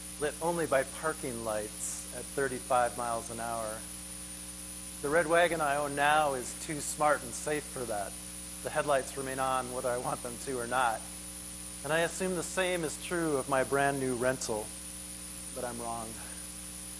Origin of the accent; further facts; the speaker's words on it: Minneapolis, Minnesota, United States; my hometown of Minneapolis